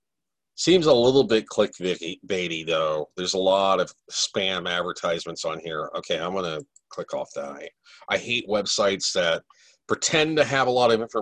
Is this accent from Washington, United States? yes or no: no; Florida, United States; I'm from Florida